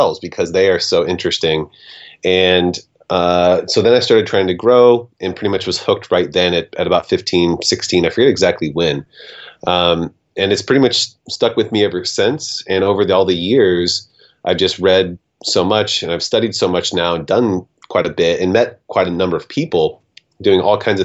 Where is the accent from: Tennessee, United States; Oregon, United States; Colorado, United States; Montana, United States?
Oregon, United States; Portland; I am in my hometown of Portland, Oregon